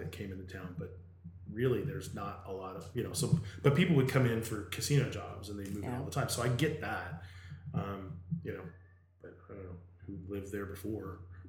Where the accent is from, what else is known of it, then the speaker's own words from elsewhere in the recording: Las Vegas, Nevada, United States; moved away; also born or lived in Los Angeles; I grew up in Vegas, which is a tourist mecca, and I mean, it literally lives on tourists.